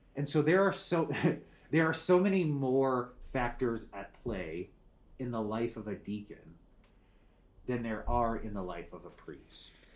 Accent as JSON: {"language": "English", "town": "Becker", "region": "Minnesota", "country": "United States", "tie": "born or raised there", "said": "I grew up in Minnesota"}